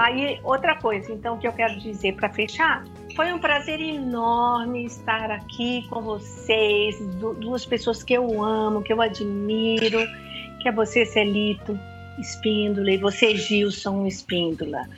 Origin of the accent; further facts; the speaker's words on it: Campo Grande, Mato Grosso do Sul, Brazil; moved away as an adult; now in São Paulo, Brazil; Campo Grande, a minha cidade natal.